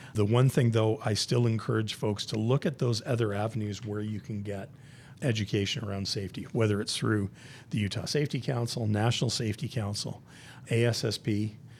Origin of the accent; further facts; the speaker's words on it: Southern Ontario, Canada; moved away as an adult; also born or lived in Hamilton, Ontario; now in United States; born and raised in Southern Ontario